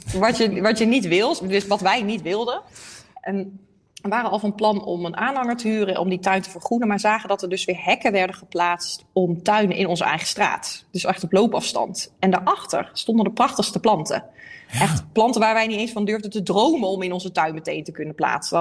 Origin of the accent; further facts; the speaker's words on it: Eindhoven, North Brabant, Netherlands; moved away as an adult; also born or lived in Leiden / The Hague / Amsterdam; Ik kom uit Eindhoven, maar ik heb eh, in Leiden gewoond, Den Haag, Amsterdam